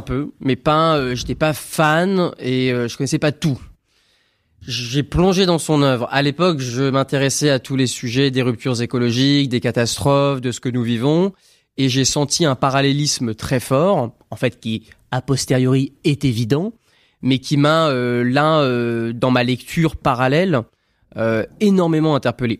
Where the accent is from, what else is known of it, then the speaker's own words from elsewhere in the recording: France; je suis né en France